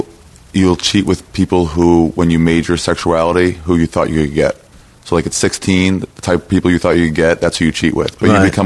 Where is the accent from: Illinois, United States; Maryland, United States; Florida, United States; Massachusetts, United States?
Maryland, United States; Silver Spring; Grew up in Maryland, outside D.C. What town? Silver Spring.